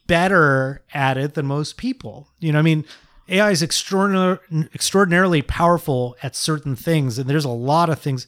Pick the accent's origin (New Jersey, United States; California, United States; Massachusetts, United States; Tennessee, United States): California, United States; Bay Area; I grew up in the Bay Area